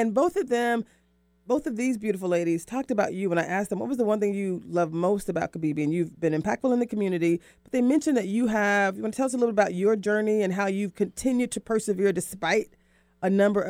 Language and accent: English; Florida, United States; We're both from Florida.